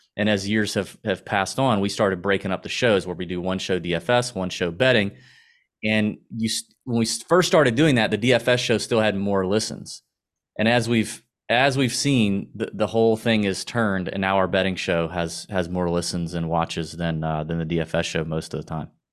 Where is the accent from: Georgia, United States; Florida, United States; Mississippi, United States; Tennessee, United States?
Georgia, United States; Augusta; accent: Southern; We both born and raised in Augusta, Georgia